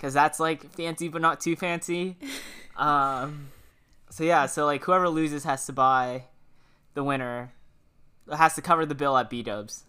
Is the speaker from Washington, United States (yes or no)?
yes; Washington, United States; moved away; I'm from Washington